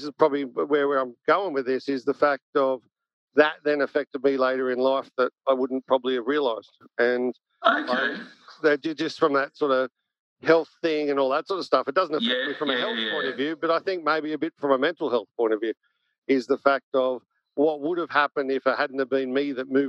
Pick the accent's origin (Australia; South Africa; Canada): Australia; The Entrance, New South Wales; also born or lived in Caringbah / Engadine; now in Gold Coast, Australia; I was only there for a few years, and then we moved up to the Central Coast.